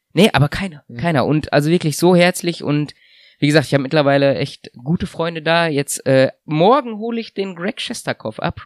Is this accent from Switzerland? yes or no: no; Germany; also born or lived in Russia; als Deutscher